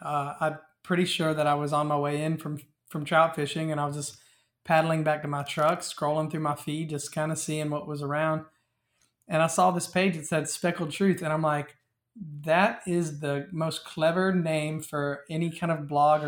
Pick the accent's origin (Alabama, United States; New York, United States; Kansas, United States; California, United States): Alabama, United States; Dothan; Okay. Well, I am originally from Dothan, Alabama. I kind of grew up fishing for bass in ponds and rivers and all.